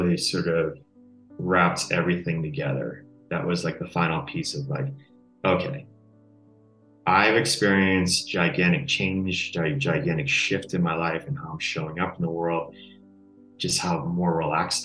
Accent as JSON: {"language": "English", "region": "Connecticut", "country": "United States", "tie": "born or raised there", "said": "growing up on the East Coast, Connecticut"}